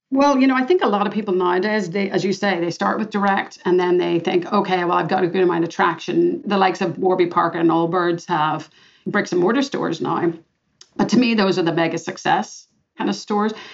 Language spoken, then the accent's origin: English; Belfast, Northern Ireland, United Kingdom; moved away; also born or lived in Boston; I'm a girl from Belfast, Northern Ireland, and I grew up with lots of rejection and discrimination in my day.